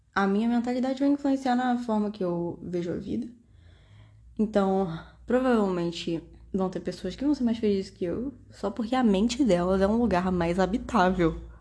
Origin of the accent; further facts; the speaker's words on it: Brazil; Eu sou brasileira.